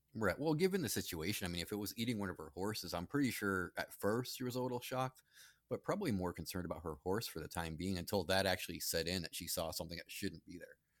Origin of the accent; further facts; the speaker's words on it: Charlton, Massachusetts, United States; growing up in Charlton and Massachusetts, that's a small town